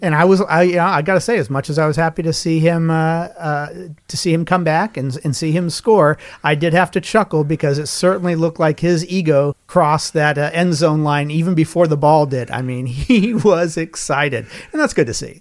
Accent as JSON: {"language": "English", "town": "Lincoln", "region": "Nebraska", "country": "United States", "tie": "born or raised there", "said": "I grew up in Lincoln, Nebraska"}